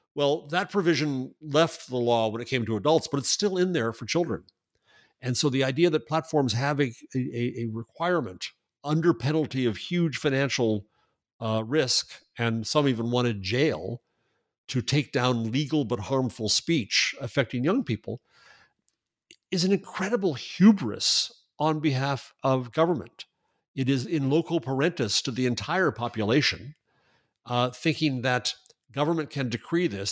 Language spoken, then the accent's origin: English; United States; I'm an American.